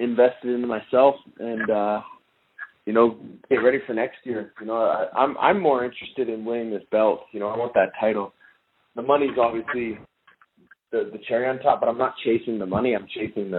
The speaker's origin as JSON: {"language": "English", "country": "Canada", "said": "I'm Canadian"}